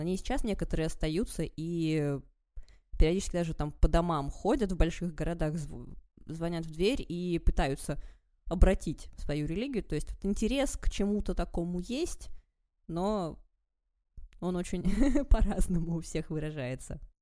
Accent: Vologda, Vologda Oblast, Russia; moved away; also born or lived in Japan; я из Вологды

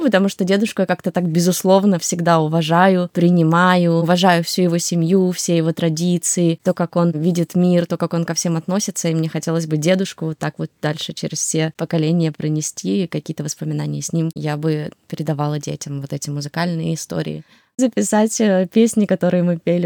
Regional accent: Siberia, Russia; also born or lived in Ukraine; А я родилась в Сибири. Я росла с дедушкой, с бабушкой, с мамой, папой.

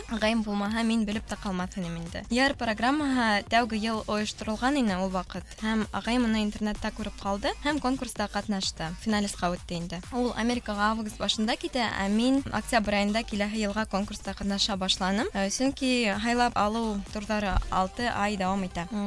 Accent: Ufa, Bashkortostan, Russia; moved away as an adult; now in Kazan, Russia; миңә 21 йәш һәм мин Өфөлә тыуып үҫкәнмен.

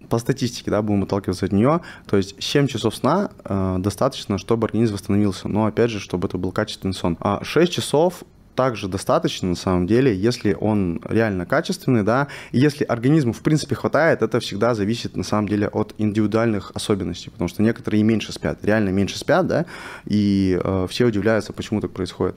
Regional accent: Vladivostok, Primorsky Krai, Russia; moved away as an adult; also born or lived in Moscow; now in Dubai, United Arab Emirates; Я из города Владивостока, э, мне 24 года сейчас. Э, я переехал в Москву, э, когда мне было 21

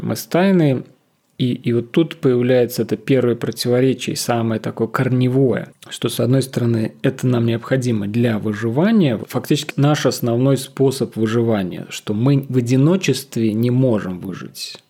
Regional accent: Russia; moved away as an adult; also born or lived in Moscow / Piran, Slovenia; now in Ljubljana, Slovenia; Будучи россиянином, который переехал в Словению, живущим в маленьком городке

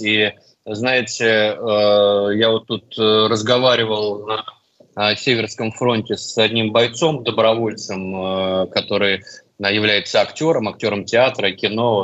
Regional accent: Russia; я из России

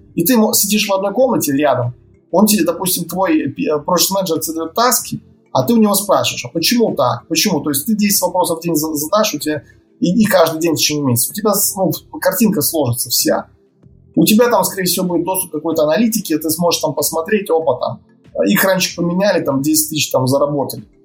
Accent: Novopolotsk, Vitebsk Region, Belarus; moved away as an adult; now in Minsk, Belarus; это мой родной город

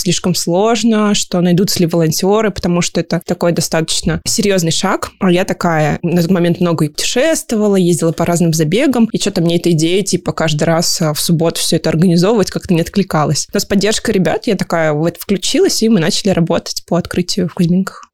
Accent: Siberia, Kemerovo Oblast, Russia; moved away as an adult; now in Moscow, Russia; Я родилась в Сибири, в Кемеровской области, поэтому была очень рада, когда открылся паркран в Кемерово, практически в моем родном городе

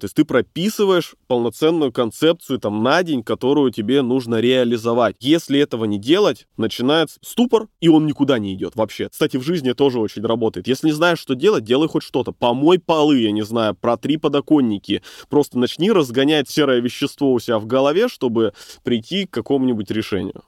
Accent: Bratsk, Irkutsk Oblast, Russia; moved away as an adult; now in Irkutsk, Russia; Но я сам из Братска, но всю свою деятельность вел в Иркутске.

